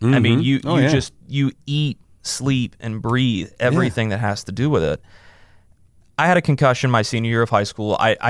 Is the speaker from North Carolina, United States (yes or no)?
yes; North Carolina, United States; So I was able to work 4 years in my home state, which was an unbelievable honor. I'm a very proud North Carolinian